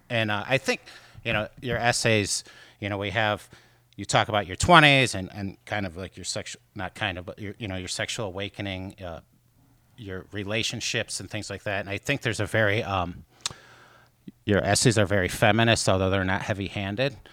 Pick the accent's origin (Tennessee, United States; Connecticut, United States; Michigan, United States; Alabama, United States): Michigan, United States; moved away as an adult; now in Chicago, United States; my home state of Michigan